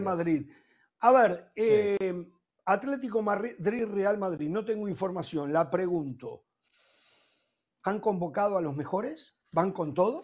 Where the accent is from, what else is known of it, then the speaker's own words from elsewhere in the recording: Uruguay; como uruguayo